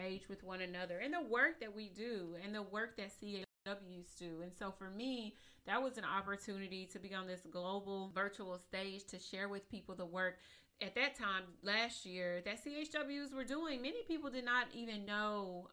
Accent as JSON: {"language": "English", "region": "East Texas", "country": "United States", "said": "I am from East Texas. I'm a country little girl from East Texas."}